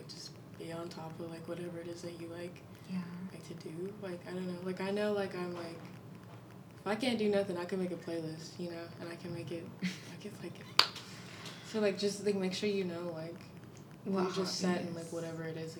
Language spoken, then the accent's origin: English; North Carolina, United States; now in Austin, United States; I'm from North Carolina